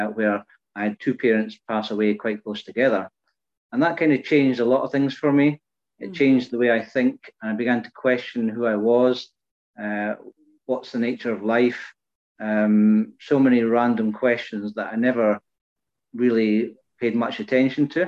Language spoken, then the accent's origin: English; Fife, Scotland, United Kingdom; now in Peterhead, United Kingdom; originally, I was born and brought up in Fife, and I now live in the northeast of Scotland